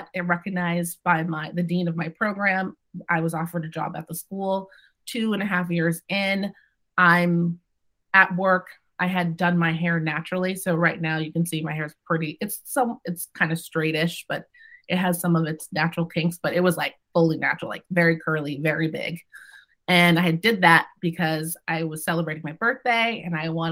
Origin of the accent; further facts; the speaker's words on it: Massachusetts, United States; first language English; also born or lived in Boston, Massachusetts / Westport, Massachusetts / Australia / India; I grew up in Massachusetts. I grew up in New England.